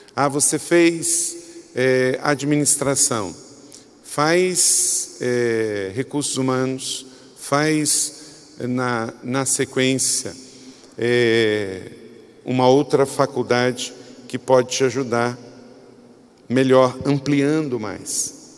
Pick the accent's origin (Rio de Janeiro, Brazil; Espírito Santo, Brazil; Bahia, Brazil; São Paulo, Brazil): Rio de Janeiro, Brazil; Macaé; moved away; Eu morava num lugar, quando eu era adolescente, gente, que ninguém tocava nada. Eu morava lá em Córrego do Ouro, quinto distrito de Macaé